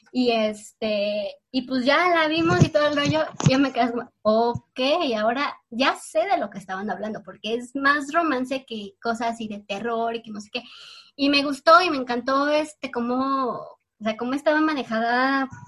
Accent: Mexico; tengo 24 años y soy de México.

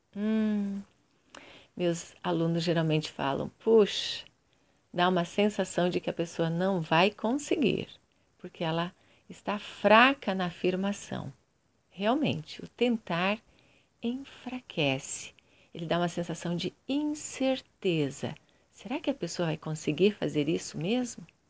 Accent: Curitiba, Paraná, Brazil; Eu sou de Curitiba, Paraná, Brasil

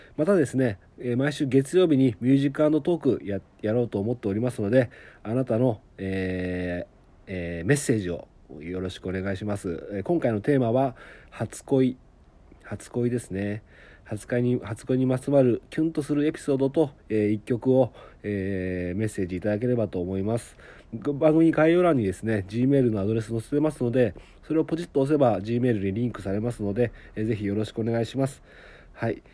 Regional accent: Okayama, Japan; accent: Okayama dialect; also born or lived in Tokyo; 僕岡山人なので

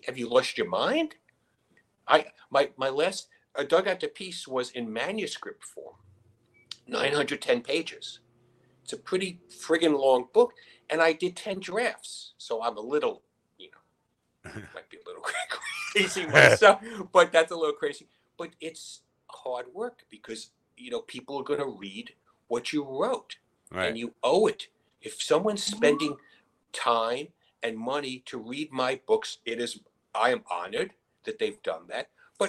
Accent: New York City, New York, United States; moved away as an adult; now in Brooklyn, United States; I grew up in the Bronx.

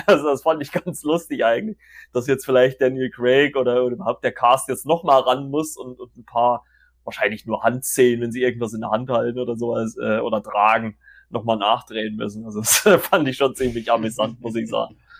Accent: Germany; bei uns in Deutschland

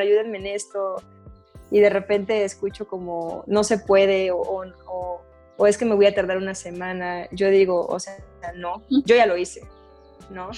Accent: Mexico; aquí en México

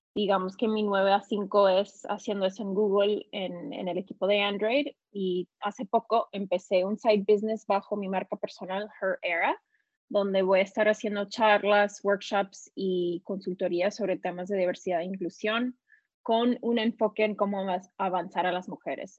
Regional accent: California, United States; also born or lived in Mexico; soy mexicana, pero nacida aquí en California vivo actualmente en San Francisco

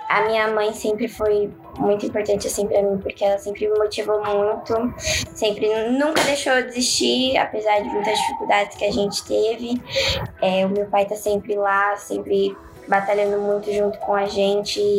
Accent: São João del Rei, Minas Gerais, Brazil; born there; also born or lived in Minduri; é, na verdade, eu nasci em São João del Rei, mas eu morei em Minduri até os meus sete meses de idade.

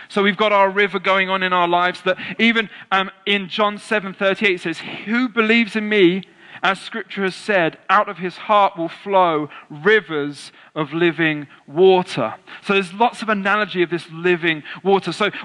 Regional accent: England, United Kingdom

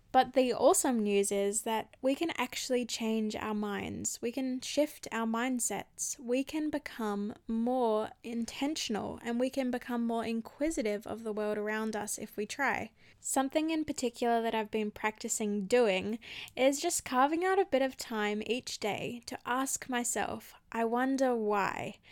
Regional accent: Australia; I grew up in Australia

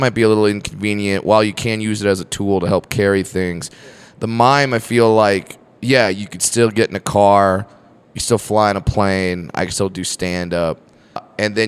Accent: Fullerton, California, United States; I went to a high school called Sunny Hills High School in Fullerton, California.

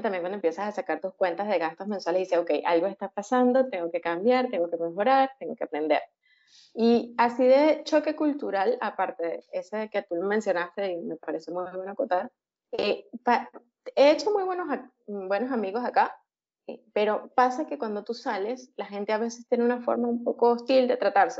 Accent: Venezuela; moved away as an adult; also born or lived in Caracas; now in Peru; Como muchos venezolanos por situación país, decidí emigrar hace tres años

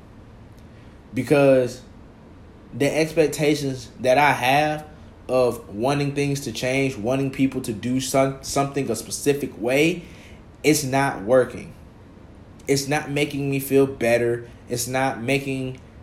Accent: College Park, Georgia, United States; also born or lived in Atlanta, Georgia; I'm from the South Side, bro. College Park, Georgia

